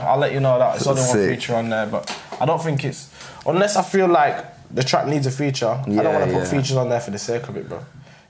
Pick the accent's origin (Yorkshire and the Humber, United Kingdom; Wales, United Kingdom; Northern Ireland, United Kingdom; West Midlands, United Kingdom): Yorkshire and the Humber, United Kingdom; Sheffield; growing up in Sheffield's not massive, you get me?